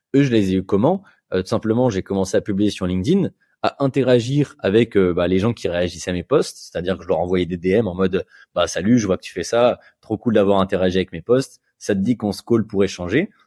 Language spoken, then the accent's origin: French; Bordeaux, Nouvelle-Aquitaine, France; je suis, de Bordeaux